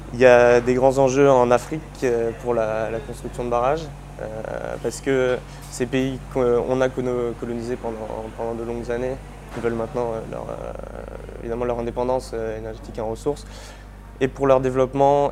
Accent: Île d'Oléron, Nouvelle-Aquitaine, France; je viens de d'Oléron, donc euh, euh, j'ai grandi au bord de l'eau

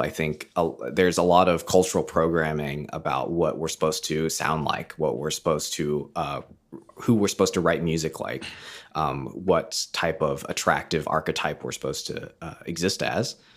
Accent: United States; moved away as an adult; now in Canada; I'm American, but, uh, live in Canada

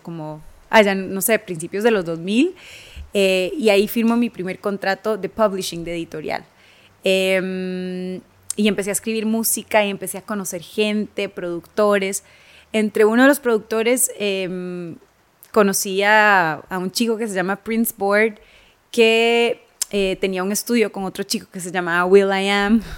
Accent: Costa Rica; moved away as an adult; also born or lived in Los Angeles, United States; mi historia como tica, de dónde vengo, de dónde soy

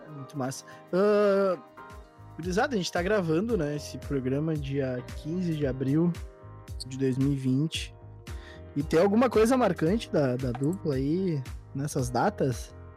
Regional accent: Gaúchos, Rio Grande do Sul, Brazil; como gaúchos que somos, como gremistas e colorados

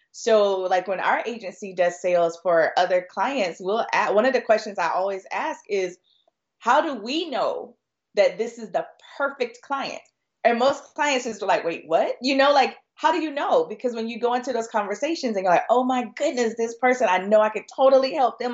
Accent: Florida, United States; I'm originally from Florida

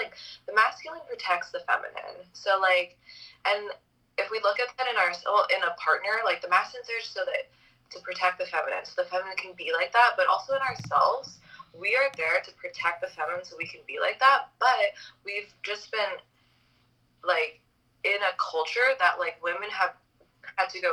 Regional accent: Hawaii, United States; moved away; also born or lived in Los Angeles; I grew up in Hawaii

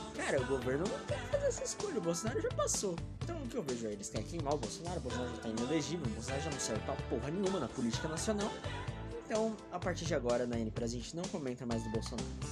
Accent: São Paulo, Brazil; eu sou de São Paulo

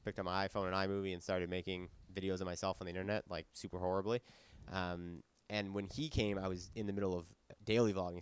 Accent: Ottawa, Ontario, Canada; moved away; also born or lived in Halifax; I'm from Ottawa, I was living in Halifax

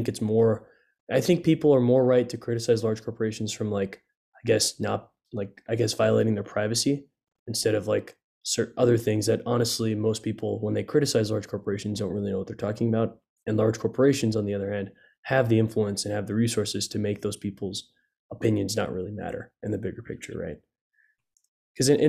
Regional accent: United States; as an American

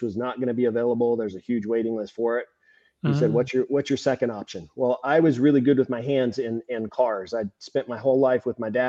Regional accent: California, United States; I'm from California

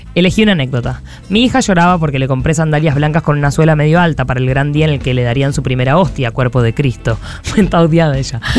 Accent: Córdoba, Argentina; somos de Córdoba.

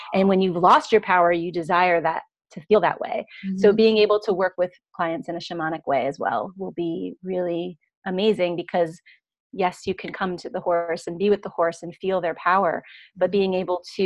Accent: Pennsylvania, United States; when I was growing up in Pennsylvania

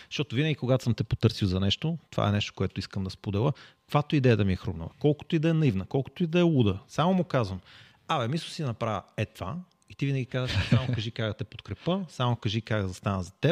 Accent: Sofia, Sofia City, Bulgaria; Ние сме от София

